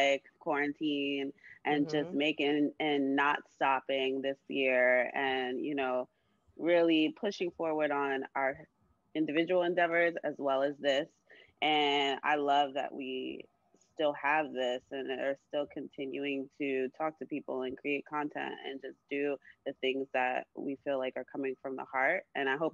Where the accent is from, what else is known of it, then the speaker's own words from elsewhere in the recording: Florida, United States; also born or lived in New York; now in Miami, United States; I'm from Florida